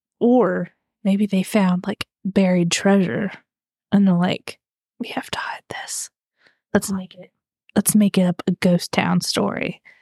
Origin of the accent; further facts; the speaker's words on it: United States; we're American.